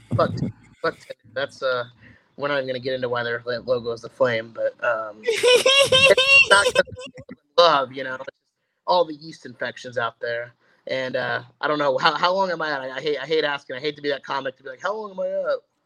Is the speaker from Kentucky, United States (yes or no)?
no; Indianapolis, Indiana, United States; moved away as an adult; now in Arizona, United States; originally from Indianapolis, Indiana, jumped ship and moved all the way out to Arizona